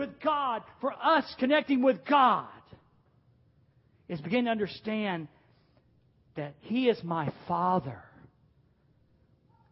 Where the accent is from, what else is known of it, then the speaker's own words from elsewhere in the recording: the South, United States; I was a Southern boy growing up in the South